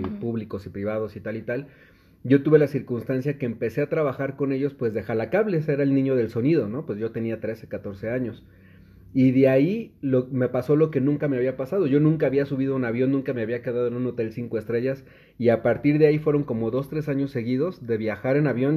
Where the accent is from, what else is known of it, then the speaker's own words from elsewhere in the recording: Naucalpan, State of Mexico, Mexico; yo todavía crecí en una colonia mucho más popular que el centro de Naucalpan, a mucho orgullo, que es